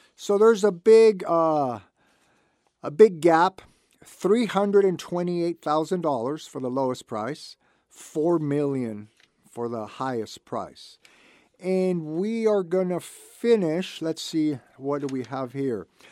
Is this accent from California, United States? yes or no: yes; Santa Barbara, California, United States; I was born and raised in Santa Barbara.